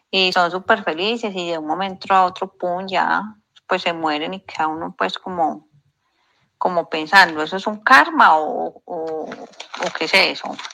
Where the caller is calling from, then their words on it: Colombia; Hola, buen día. … de Colombia.